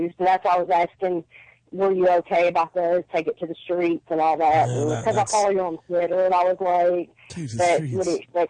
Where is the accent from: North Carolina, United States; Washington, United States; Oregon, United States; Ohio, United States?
North Carolina, United States; now in Virginia, United States; I'm actually from North Carolina, living in Virginia right now.